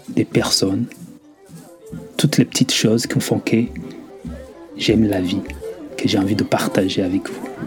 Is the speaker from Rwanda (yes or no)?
yes; Rwanda; moved away; mes expériences depuis ma jeunesse dans mon pays natal, le Rwanda